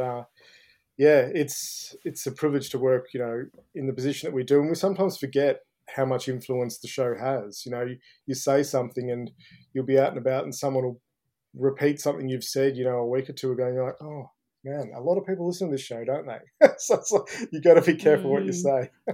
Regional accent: Ballarat, Victoria, Australia; now in Melbourne, Australia; growing up in Ballarat was uh, was a bit of fun. You know, I sort of left um, Boxing Day when I was 18

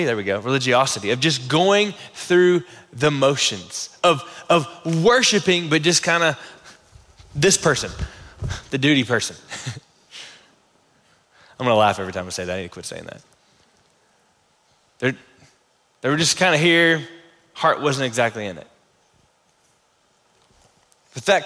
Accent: the South, United States; I'm from the South

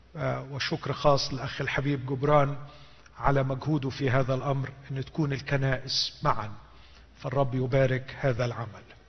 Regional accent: Egypt; عندنا في مصر

